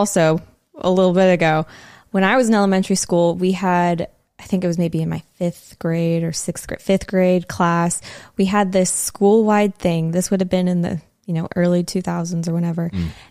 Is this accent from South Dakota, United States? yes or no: no; Southern California, United States; you and I grew up in Southern California on the west coast of the United States